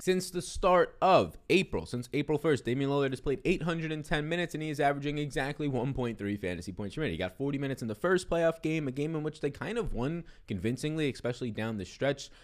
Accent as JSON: {"language": "English", "town": "New York City", "region": "New York", "country": "United States", "tie": "born or raised there", "also_born_or_lived": "Brooklyn, New York", "said": "born and raised in Staten Island, New York"}